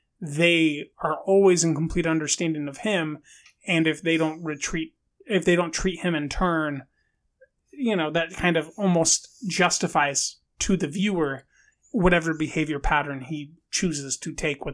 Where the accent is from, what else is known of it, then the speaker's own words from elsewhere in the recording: Bronx, New York, United States; I'm from the Bronx, New York, you know.